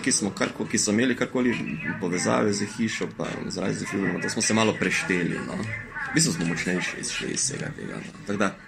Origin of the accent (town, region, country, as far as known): Maribor, Slovenia